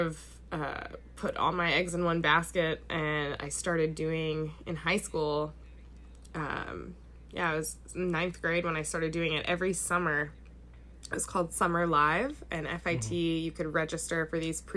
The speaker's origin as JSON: {"language": "English", "area": "Long Island", "region": "New York", "country": "United States", "tie": "born or raised there", "said": "I grew up in Long Island, like the east end of Long Island, like near the beach"}